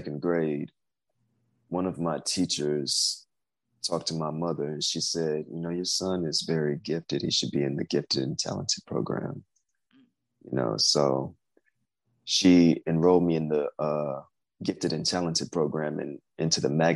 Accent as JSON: {"language": "English", "town": "Houston", "region": "Texas", "country": "United States", "said": "I'm from Houston, Texas."}